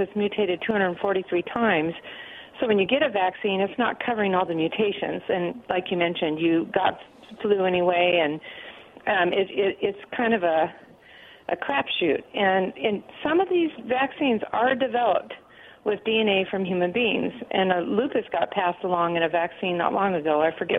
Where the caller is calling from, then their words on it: Pasco, Washington, United States; Hey, this is … from Pasco.